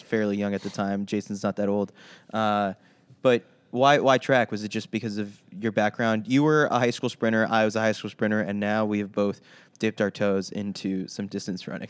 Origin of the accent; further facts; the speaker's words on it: New York City, New York, United States; I'm a kid from Queens, too